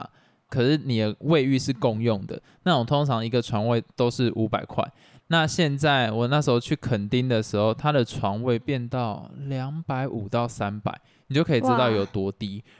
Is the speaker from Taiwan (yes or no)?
yes; Taiwan; 我们台湾人不是国人，让我们自己台湾人